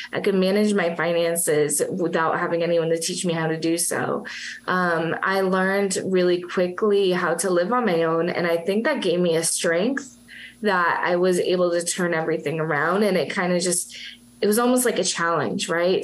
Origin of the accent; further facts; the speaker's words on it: Massachusetts, United States; now in Florida, United States; I'm originally from Massachusetts. I am a masshole